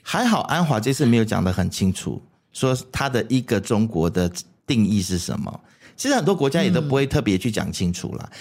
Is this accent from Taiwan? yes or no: no; Malaysia; 为什么我们马来西亚人就是走出去，有时候不太敢承认自己是马来西亚人。